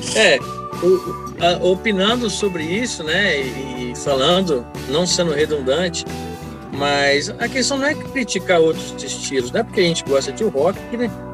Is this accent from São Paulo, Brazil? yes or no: yes; Pedregulho, São Paulo, Brazil; sou do município de Pedregulho, né? Perto de Estreito, morava na roça lá.